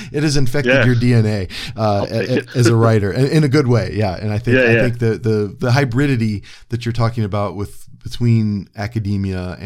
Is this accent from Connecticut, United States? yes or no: no; Cleveland, Ohio, United States; also born or lived in Cresson, Pennsylvania; now in Pennsylvania, United States; I'm from Cleveland